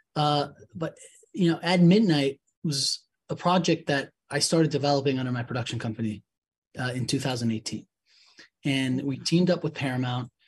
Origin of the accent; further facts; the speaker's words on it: Mexico City, Mexico; I'm from Mexico City